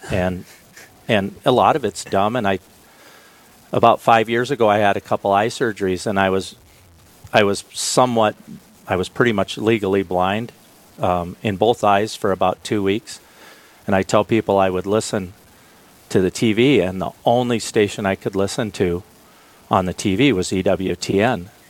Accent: Billings, Montana, United States; moved away as an adult; also born or lived in Minnesota; now in Aberdeen, United States; I'm originally from Billings, Montana. I uh, I grew up there

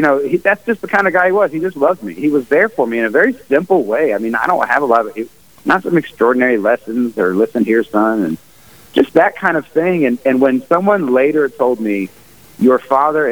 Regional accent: the South, United States; I'm from the South, so Flannery O'Connor called it, you know, the Christ-haunted South.

